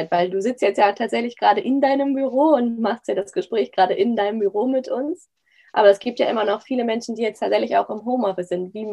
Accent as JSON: {"language": "German", "region": "Hamburg", "country": "Germany", "said": "wir kommen ja auch, auch aus Hamburg, dass man da so einen virtuellen Lauf um Hamburg macht?"}